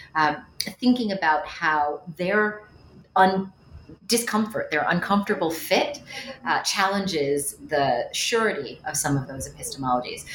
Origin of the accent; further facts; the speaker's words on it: Westchester County, New York, United States; moved away as an adult; also born or lived in Cambridge, Massachusetts; I am from the New York area. I grew up in Westchester County